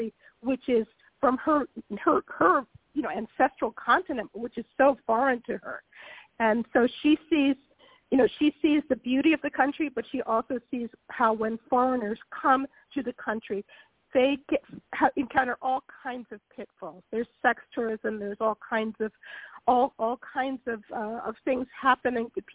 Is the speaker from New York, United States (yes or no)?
no; Philadelphia, Pennsylvania, United States; moved away as an adult; now in Italy; I will always be a Black minister's daughter from Philadelphia